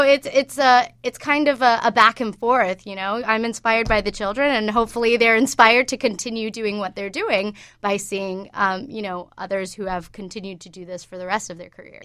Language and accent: English; Georgia, United States; moved away as an adult; also born or lived in New York; I grew up in Georgia mostly, and I went to Georgia State